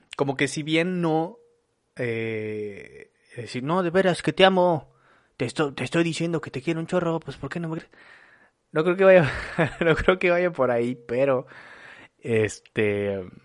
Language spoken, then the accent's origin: Spanish; Torreón, Coahuila, Mexico; now in Monterrey, Mexico; soy originario de Torreón, Coahuila, pero vivo en Monterrey desde hace como 14 años, 15 años